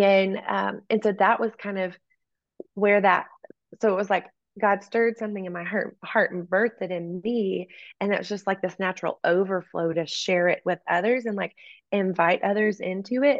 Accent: East Texas, United States; moved away as an adult; growing up in East Texas

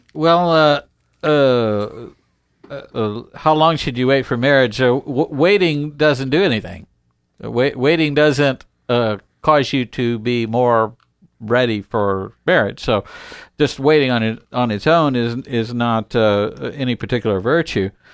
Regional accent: United States; we are American

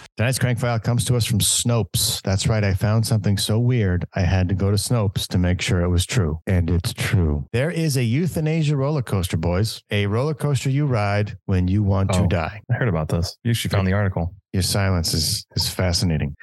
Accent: Southern California, United States; for us guys growing up in Southern California, we always had Tijuana

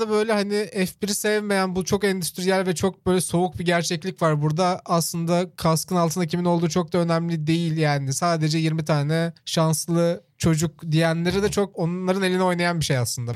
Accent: Çorlu, Tekirdağ, Turkey; benim işte büyüdüğüm yerde de mesela Çorlu'da Kenan Gıda vardı

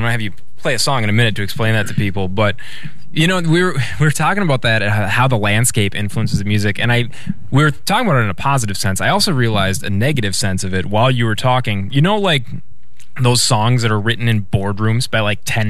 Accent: Minnesota, United States; We're Minnesotan around here, after all.

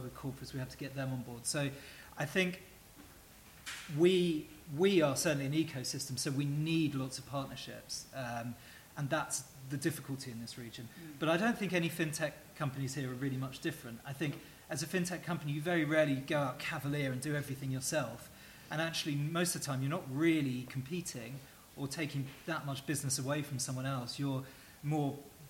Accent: England, United Kingdom; now in United Arab Emirates; me as an English person

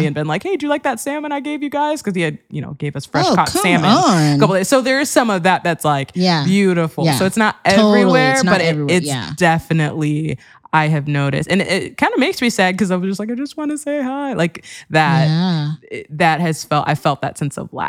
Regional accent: Wheaton, Illinois, United States; moved away as an adult; also born or lived in Ohio / Cincinnati, Ohio; I grew up in Wheaton, Illinois

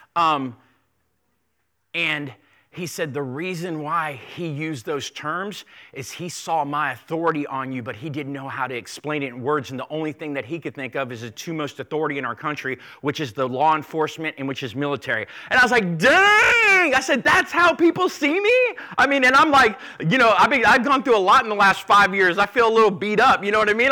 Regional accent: South Florida, United States; I grew up in South Florida

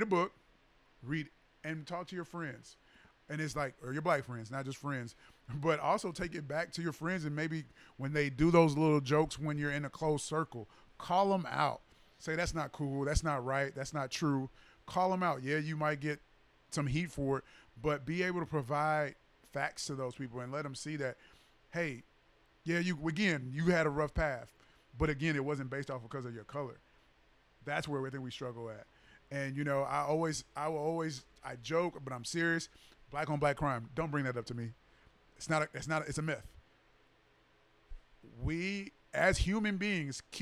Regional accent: Tennessee, United States; now in Texas, United States; I'm from Tennessee as well

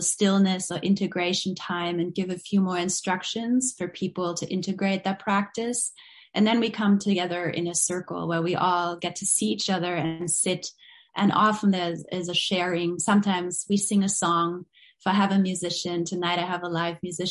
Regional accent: Berlin, Germany; moved away; I grew up in West Berlin. I grew up with a lot of division and separation

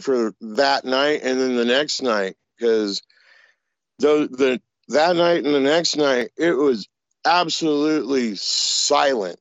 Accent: Oregon, United States; I'm from Oregon

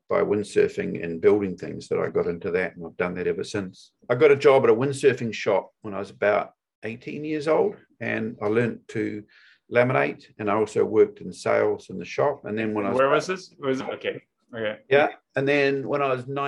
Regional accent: Auckland, New Zealand; also born or lived in Chapel Hill, North Carolina / Bristol / Christchurch / Maui; I moved back to New Zealand and to Auckland, New Zealand, and grew up here

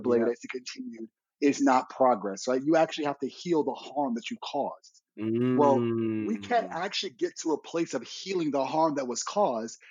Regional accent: New York City, New York, United States; I grew up in the Bronx

